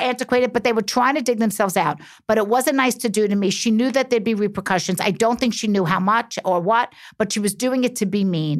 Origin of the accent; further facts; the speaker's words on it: New York City, New York, United States; I'm a New Yorker.